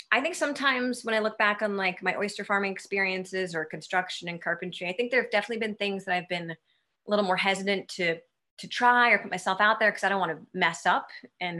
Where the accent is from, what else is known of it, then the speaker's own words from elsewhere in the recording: Westport, Connecticut, United States; moved away as an adult; also born or lived in California / New York / Australia; I grew up in Westport, Connecticut, and I've traveled a whole bunch and lived in California and New York and Australia. But I came back home a couple of years ago